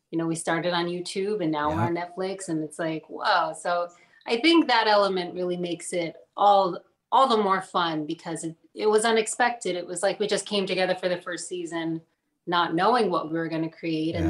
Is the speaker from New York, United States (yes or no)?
no; New Jersey, United States; Born and raised in the States. I guess I would be first generation, right? And in New Jersey. So Colombian Jersey